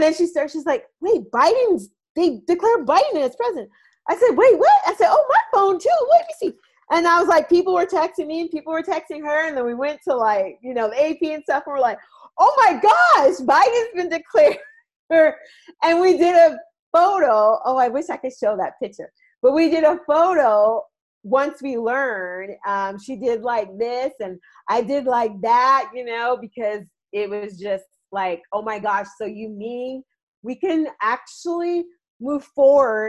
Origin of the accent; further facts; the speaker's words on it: United States; growing up in America like I have